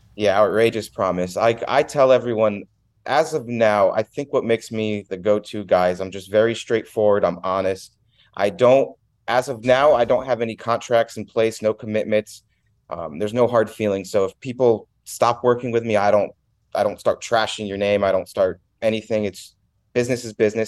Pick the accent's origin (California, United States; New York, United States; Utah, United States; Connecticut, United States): Connecticut, United States; Milford; moved away as an adult; I was born in Milford, Connecticut. Uh, I was born and raised there. I, I moved out of there when I was nineteen